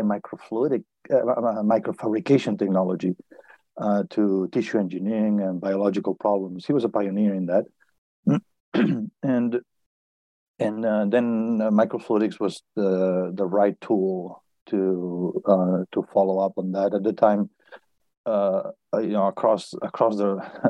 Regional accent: Barcelona, Catalonia, Spain; moved away as an adult; also born or lived in Boston / Berkeley; I was born in Barcelona, and I studied physics

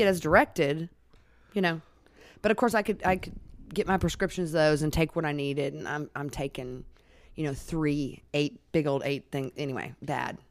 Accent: Alaska, United States; I was born and raised in Alaska

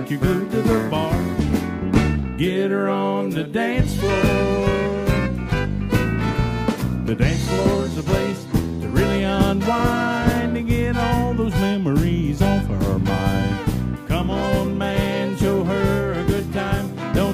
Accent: White Sulphur Springs, West Virginia, United States; my hometown, which is White Sulphur Springs

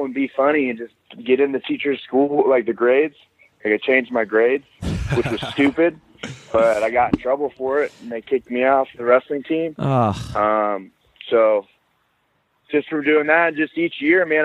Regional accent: Kearney, Missouri, United States; I grew up in a small town called Kearney, Missouri

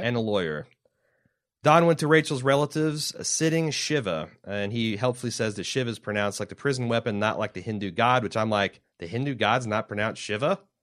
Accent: Indiana, United States; now in Ohio, United States; we're from Indiana

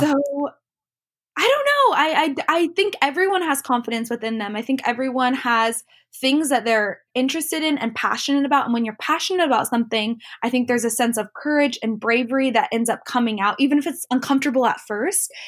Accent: Lake Tapps, Washington, United States; moved away as an adult; also born or lived in Los Angeles, California; I grew up in Lake Taps, which is just a little town south of Seattle

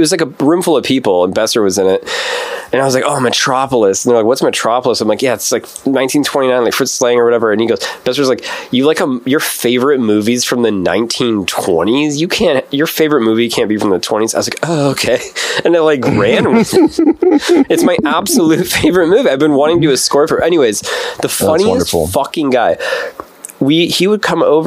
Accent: Stoughton, Wisconsin, United States; also born or lived in Madison / Chicago; my youth was in this suburb, super racist, shitty little town called Stoughton

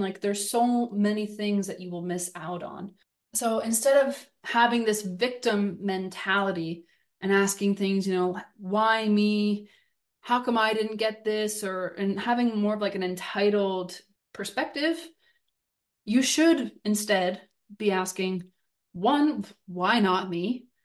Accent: Southern Ontario, Canada; growing up in Southern Ontario

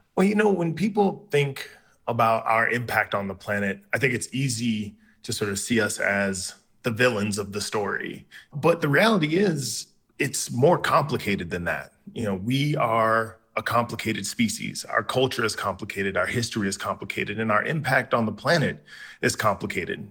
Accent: South Carolina, United States; I was raised in the South, uh, in South Carolina.

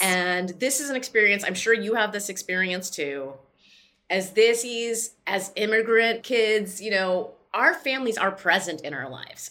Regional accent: Chicago, Illinois, United States; my hometown and to all my, my bissies in Chicago

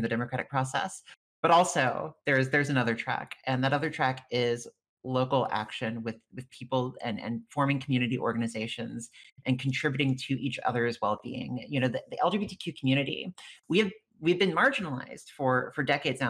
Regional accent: rural Louisiana, United States; I come from a very rural Louisiana county parish is what they call them in louisiana

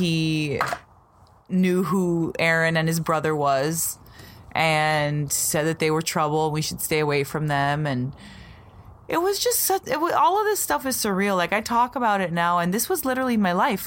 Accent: Las Vegas, Nevada, United States; So we're from Vegas, and I had moved to Green Valley, and we're on the east side right now.

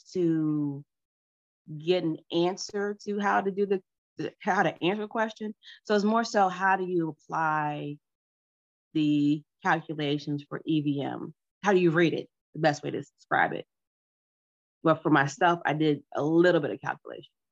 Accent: United States; first language English; I'm American, so English was my first language, but not my best language

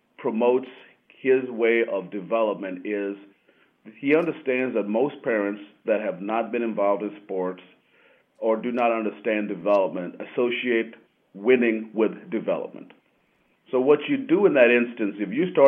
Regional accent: United States; also born or lived in Kenya; Growing up in the United States

